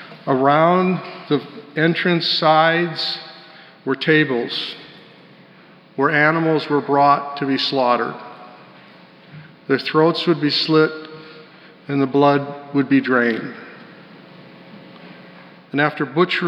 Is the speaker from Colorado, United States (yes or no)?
yes; Colorado, United States; Growing up in Colorado